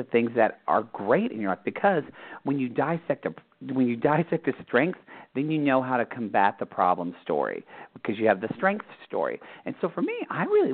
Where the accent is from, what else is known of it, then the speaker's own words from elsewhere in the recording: Southern Oklahoma, United States; I grew up Catholic in Oklahoma, Southern Oklahoma